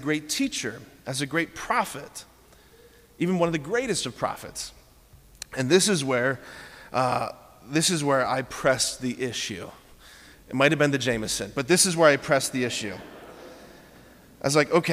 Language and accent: English; Hudson, United States; moved away; my hometown in Hudson